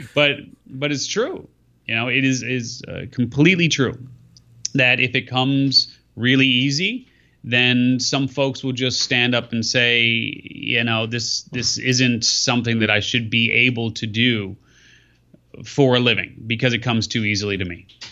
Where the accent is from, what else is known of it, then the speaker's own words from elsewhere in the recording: Skokie, Illinois, United States; I grew up in, uh, in, in Skevenston